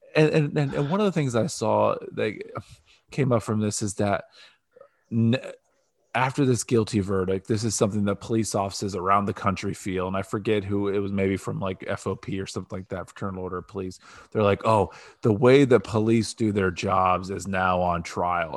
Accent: Canton, Ohio, United States; now in Columbus, United States; I live in the residential area of Northeast Ohio in the Canton area

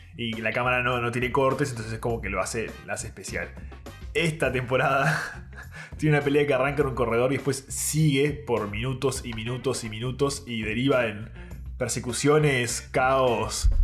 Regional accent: Uruguay

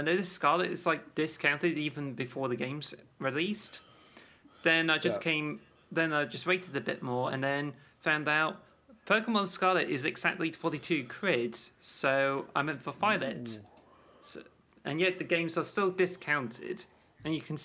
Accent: United Kingdom; in the UK though, we don't like celebrate

